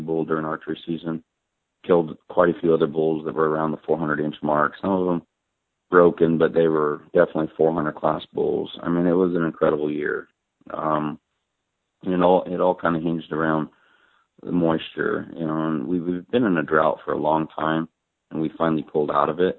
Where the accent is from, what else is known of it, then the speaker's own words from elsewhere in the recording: Arizona, United States; I'm an Arizona resident, I'm from Arizona